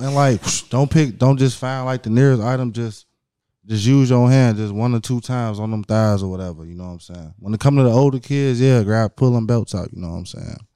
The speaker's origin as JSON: {"language": "English", "town": "Hammond", "region": "Indiana", "country": "United States", "tie": "born or raised there", "also_born_or_lived": "Chicago, Illinois", "said": "mainly raised in Indiana"}